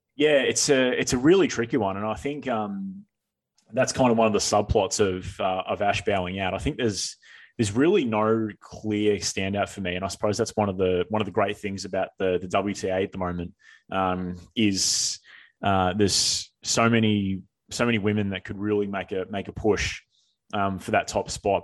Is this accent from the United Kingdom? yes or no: no; Australia; speaking as Australian tennis people